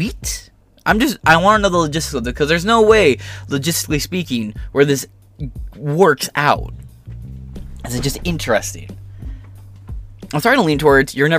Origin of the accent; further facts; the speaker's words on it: Michigan, United States; I'm not from Detroit, but I live close to Detroit